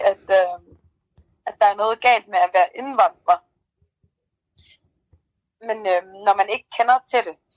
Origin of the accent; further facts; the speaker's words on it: Denmark; når man er født og opvokset i Danmark.